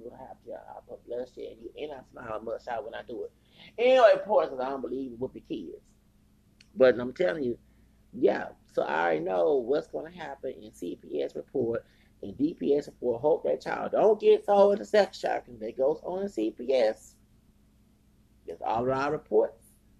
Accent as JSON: {"language": "English", "region": "the South", "country": "United States", "said": "And I'm from the South."}